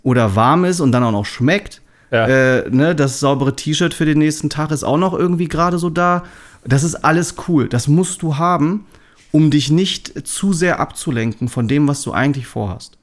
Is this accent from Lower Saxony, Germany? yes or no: yes; Braunschweig, Lower Saxony, Germany; also born or lived in Hamburg; Ich bin ja ursprünglich gebürtiger Braunschweiger